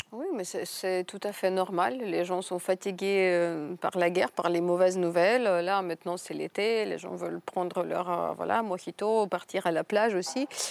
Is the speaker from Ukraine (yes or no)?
yes; Ukraine; now in France; en tant qu'Ukrainienne qui est à l'étranger